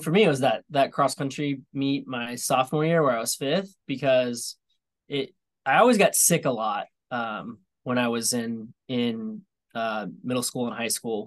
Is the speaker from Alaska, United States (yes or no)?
no; Topeka, Indiana, United States; now in Atlanta, United States; my hometown of uh, Topeka